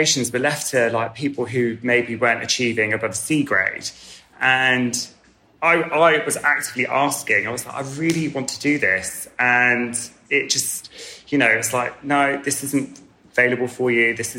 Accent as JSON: {"language": "English", "area": "Wiltshire", "region": "South West England", "country": "United Kingdom", "tie": "born or raised there", "said": "I grew up in Wiltshire"}